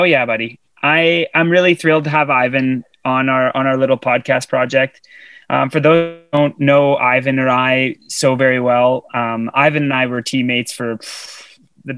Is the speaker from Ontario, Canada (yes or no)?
yes; Sudbury, Ontario, Canada; you should have not raised me in Sudbury, Ontario